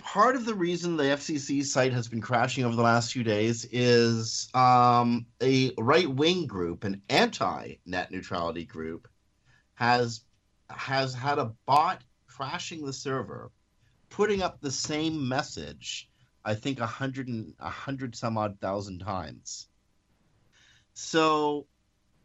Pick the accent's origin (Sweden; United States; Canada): Canada; we're Canadian